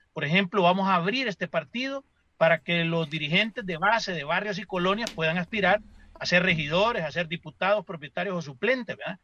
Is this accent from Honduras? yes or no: yes; Honduras; como hondureños